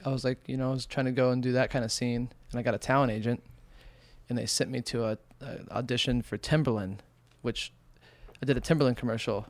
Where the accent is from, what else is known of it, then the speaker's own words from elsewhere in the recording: Indiana, United States; also born or lived in Arizona / California; now in New York, United States; I come from Indiana, moved from Indiana to Arizona